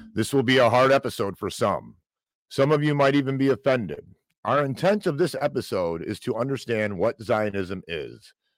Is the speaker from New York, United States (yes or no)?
no; Michigan, United States; Growing up in Michigan, we have an extremely large Middle Eastern population